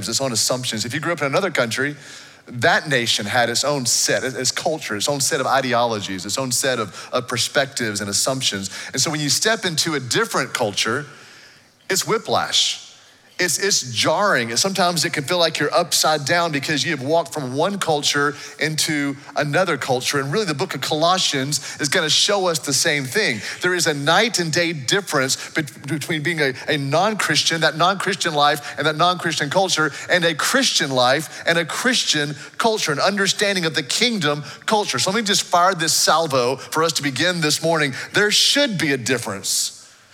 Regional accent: United States; the nation I grew up in here in the States

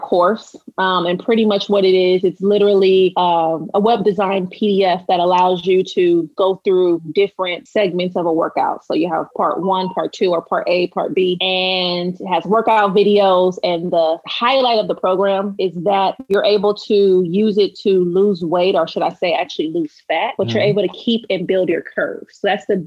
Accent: Los Angeles, California, United States; I'm from South Central, but if you want to narrow that down, I'm from Watts

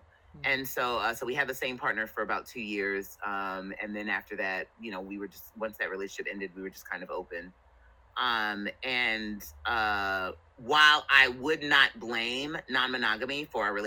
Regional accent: New Jersey, United States; moved away as an adult; also born or lived in California; I'm originally from New Jersey. I joined the military, which brought me out to California

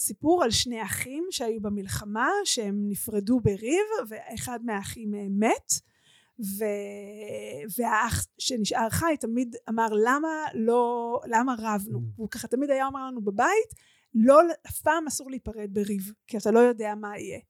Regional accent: Omer, Southern District, Israel; עברו מירושלים לעומר ונפתחה שם הקהילה שלתוכה אני גדלתי

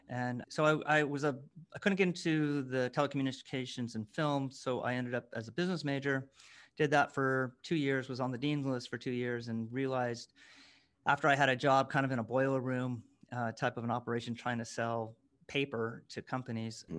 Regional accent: near San Francisco, California, United States; we grew up near San Francisco

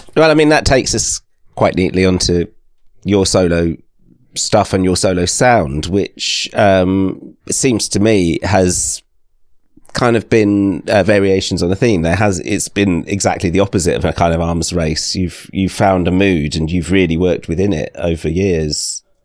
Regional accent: Thames Valley, South East England, United Kingdom; I grew up in the Thames Valley

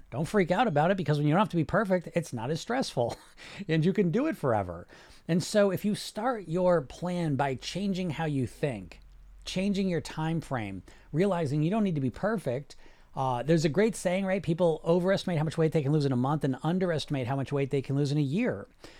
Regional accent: Poland; And, I'm from Poland. That's cool.

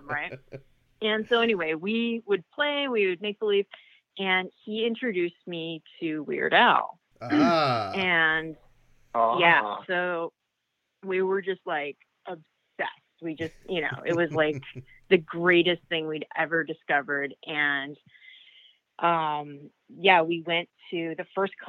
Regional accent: Victoria, British Columbia, Canada; moved away; I grew up in Victoria, British Columbia, Canada, where it's super rainy

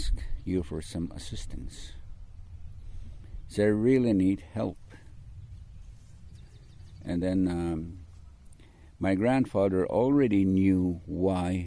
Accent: Siksika Nation, Alberta, Canada; English is a second language; I didn't speak a word of English, nothing. I was raised up traditionally.

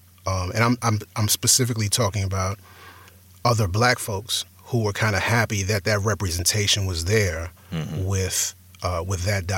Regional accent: New York, United States; accent: New York; I mean, I sound like I'm from New York, and so that fit.

